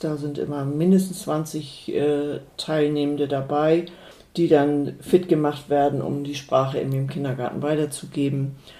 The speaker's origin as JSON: {"language": "German", "town": "Welt", "region": "Schleswig-Holstein", "country": "Germany", "tie": "born or raised there", "also_born_or_lived": "Hamburg", "first_language": "Low German", "second_language": "German", "moved": "as an adult", "said": "hier bin ich groß geworden, hier fühle ich mich wohl"}